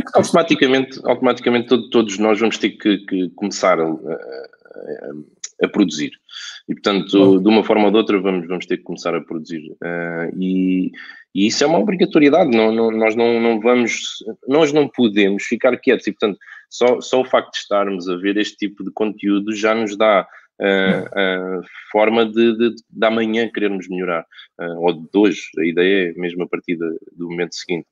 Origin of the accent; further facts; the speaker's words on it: Alverca do Ribatejo, Lisbon, Portugal; also born or lived in Barreiro; eu nasci em Alverca, fui criado em Alverca